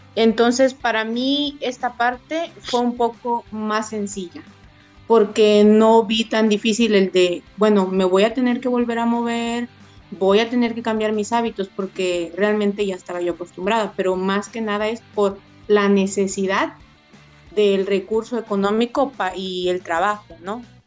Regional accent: Oaxaca, Mexico; moved away as an adult; now in Tuxtla Gutiérrez, Mexico; yo soy de Oaxaca

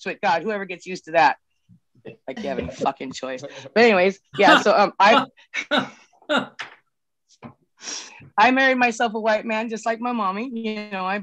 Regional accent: Northern California, United States; We're Hoopa from Northern California.

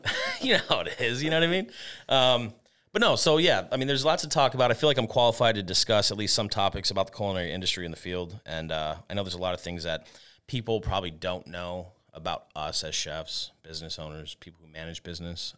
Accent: Tucson, Arizona, United States; moved away as an adult; now in Rochester, United States; I'm from Tucson, Arizona. Uh, I was born and raised there, and I spent most of my life out there

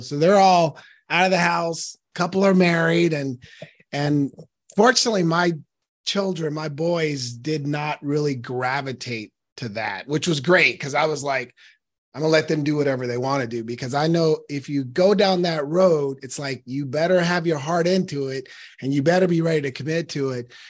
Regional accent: Portland, Oregon, United States; I was born and raised in Northeast Portland, Oregon

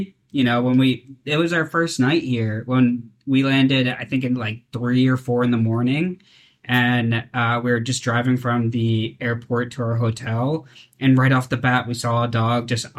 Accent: New York, United States; moved away as an adult; now in Saipan, Northern Mariana Islands; We're both from New York.

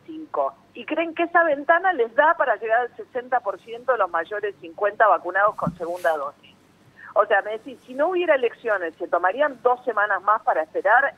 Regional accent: Argentina; nosotros como argentinos

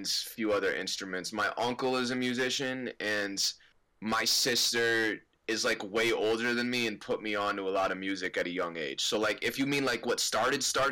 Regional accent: Livingston, New Jersey, United States; I'm from Livingston

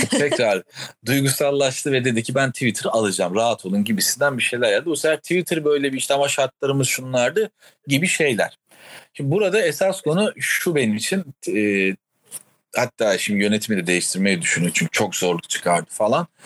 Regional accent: Ankara, Turkey; Bir Ankaralı olarak terlemek de yok bu arada o anlamda söylüyorum yani.

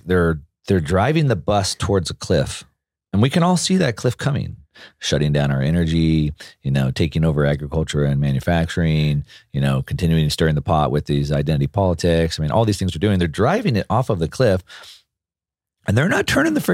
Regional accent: California, United States; also born or lived in Texas; Growing up in Southern California or in South Texas until I was in junior high, my parents were pretty grassroots politically organized.

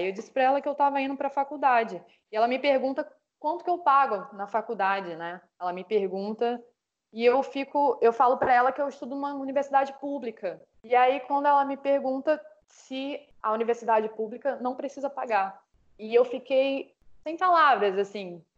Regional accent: Duque de Caxias, Rio de Janeiro, Brazil; Eu sou atriz, sou carioca, sou da Baixada Fluminense, sou cria da favela do Lixão em Duque de Caxias

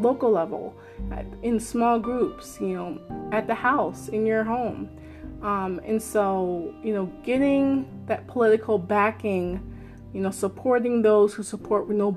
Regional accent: Maryland, United States; I'm so proud of my home state, where I am

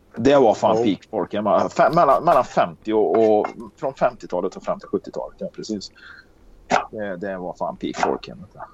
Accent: Karlstad, Värmland, Sweden; Jag är uppväxt i Karlstad

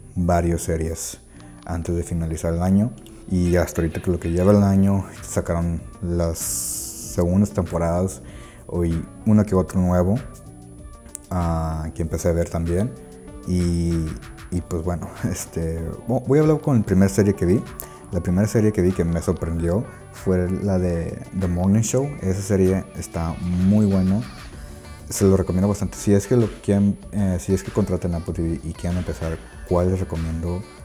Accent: Monterrey, Nuevo León, Mexico; soy de Monterrey, Nuevo León, México.

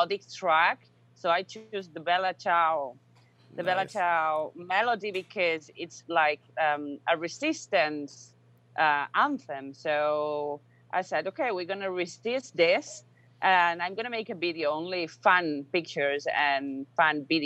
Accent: Spain; English is a second language

